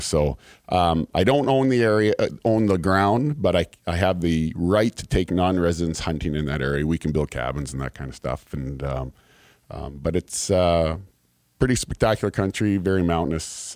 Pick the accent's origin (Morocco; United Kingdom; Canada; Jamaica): Canada; moved away as an adult; now in Kentucky, United States; I'm from Canada